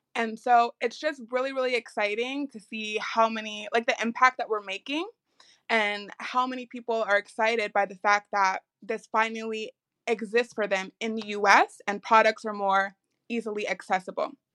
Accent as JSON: {"language": "English", "town": "Chicago", "region": "Illinois", "country": "United States", "said": "we are based out of Chicago, and I am from Chicago"}